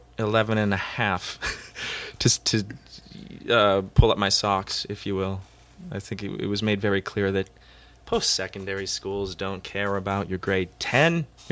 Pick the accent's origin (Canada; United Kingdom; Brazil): Canada; Tahsis, British Columbia; also born or lived in Timmins, Ontario / Toronto, Ontario; we moved out to Vancouver Island, this really small town, Tassis, even smaller than Timmins.